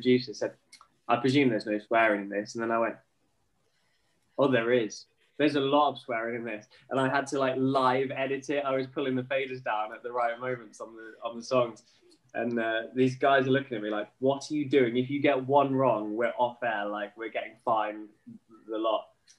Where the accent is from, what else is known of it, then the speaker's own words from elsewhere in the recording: Norwich, East of England, United Kingdom; And obviously was lucky enough to start in my hometown of Norwich.